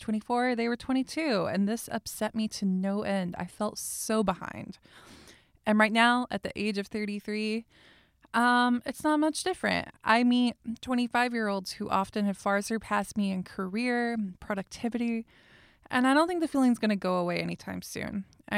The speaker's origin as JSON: {"language": "English", "region": "the South", "country": "United States", "accent": "Southern", "said": "me and my repressed Southern accent"}